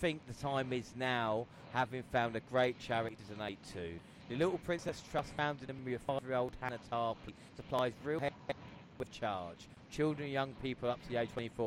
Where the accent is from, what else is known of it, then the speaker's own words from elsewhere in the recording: South East England, United Kingdom; I'm from London